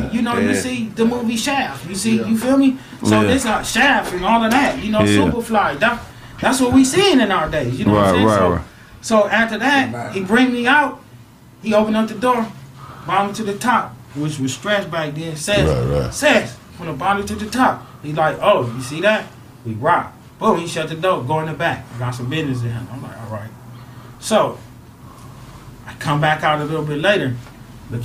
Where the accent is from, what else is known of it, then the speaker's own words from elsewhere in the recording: Louisiana, United States; now in Los Angeles, United States; because I'm originally from Louisiana. Feel me? All of our family. From Louisiana, solo family.